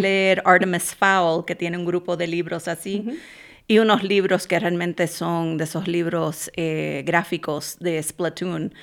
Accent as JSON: {"language": "Spanish", "country": "Puerto Rico", "also_born_or_lived": "Boston", "moved": "as an adult", "lives_now": "Minnesota, United States", "said": "me mudé eh, de nuevo a Puerto Rico, que es de donde yo soy"}